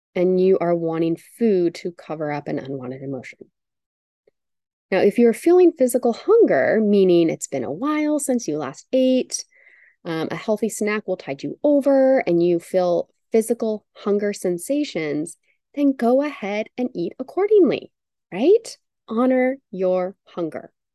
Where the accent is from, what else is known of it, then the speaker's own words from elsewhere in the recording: United States; growing up in the United States